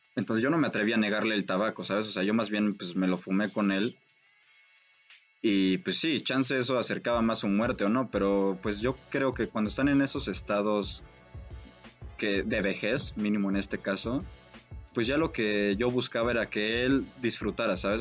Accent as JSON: {"language": "Spanish", "country": "Mexico", "said": "yo mínimo como mexicano"}